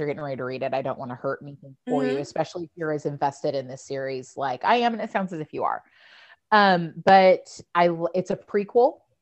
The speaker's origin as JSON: {"language": "English", "town": "Bakersfield", "region": "California", "country": "United States", "tie": "born or raised there", "said": "I'm from Bakersfield, which is where they wound up"}